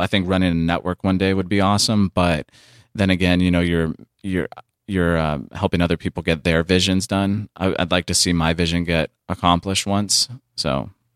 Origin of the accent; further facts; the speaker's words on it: San Diego, California, United States; moved away as an adult; now in Los Angeles, United States; I came up here from San Diego at twenty-one